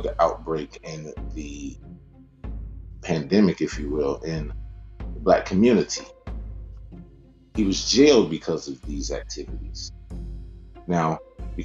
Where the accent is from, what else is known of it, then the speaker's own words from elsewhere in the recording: Atlanta, Georgia, United States; I'm from Atlanta.